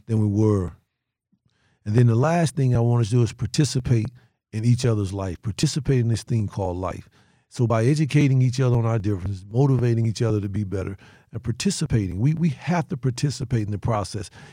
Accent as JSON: {"language": "English", "region": "North Carolina", "country": "United States", "also_born_or_lived": "Detroit", "moved": "as an adult", "said": "I am from North Carolina going into Detroit, uh, huge metropolitan city"}